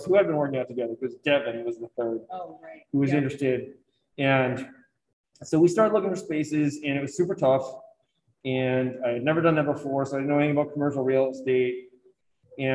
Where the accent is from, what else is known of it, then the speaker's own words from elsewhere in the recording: Harpswell, Maine, United States; I grew up in Hapswell, where we had our own lighthouse